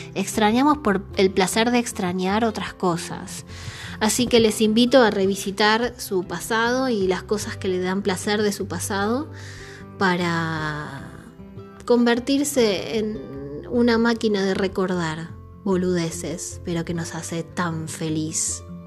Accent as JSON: {"language": "Spanish", "region": "Buenos Aires", "country": "Argentina", "said": "yo soy de Saavedra"}